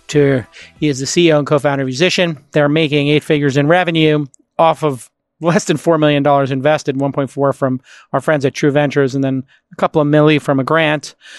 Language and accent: English; United States; as an American